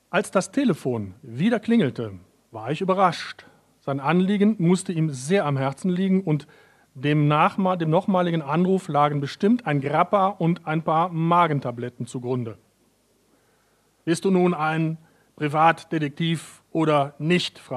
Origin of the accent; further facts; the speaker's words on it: North Rhine-Westphalia, Germany; also born or lived in Vienna, Austria; Obwohl ich aus, ich komme ja aus Nordrhein-Westfalen, äh, was man auch schwer, glaube ich, äh, äh, überhören kann an meiner Sprache.